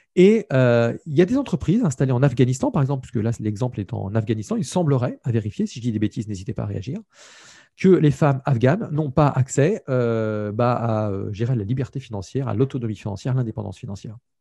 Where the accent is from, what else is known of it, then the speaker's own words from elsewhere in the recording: France; je suis un Français